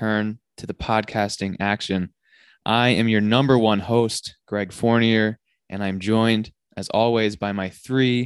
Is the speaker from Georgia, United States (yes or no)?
no; Pittsfield, Massachusetts, United States; my hometown of Pittsfield, Massachusetts